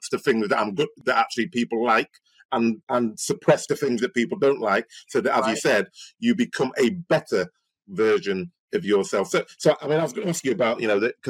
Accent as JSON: {"language": "English", "country": "Nigeria", "said": "I'm a Nigerian."}